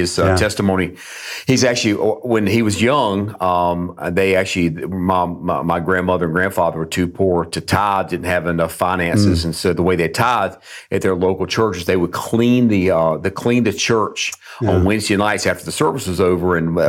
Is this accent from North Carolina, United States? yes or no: yes; Durham, North Carolina, United States; I grew up in Durham, North Carolina.